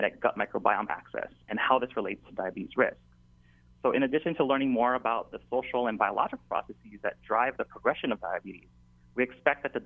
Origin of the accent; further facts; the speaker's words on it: Waianae, Hawaii, United States; I was born and raised in Waianae on that side of the island